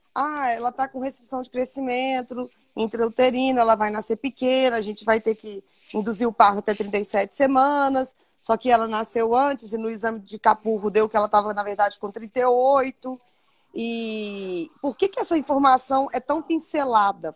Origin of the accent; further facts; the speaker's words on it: Divinópolis, Minas Gerais, Brazil; Sou de Divinópolis, Minas Gerais